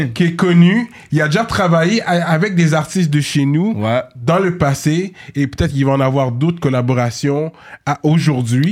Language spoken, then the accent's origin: French; Montreal, Quebec, Canada; on est Montréalais